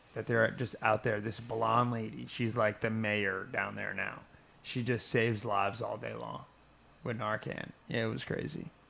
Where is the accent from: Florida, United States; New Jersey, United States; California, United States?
New Jersey, United States; moved away; I grew up in North Jersey